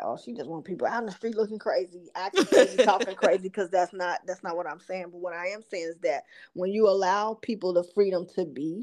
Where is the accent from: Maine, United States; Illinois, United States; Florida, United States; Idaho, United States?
Illinois, United States; Chicago; little ghetto girls like me growing up on the South Side on the low end of Chicago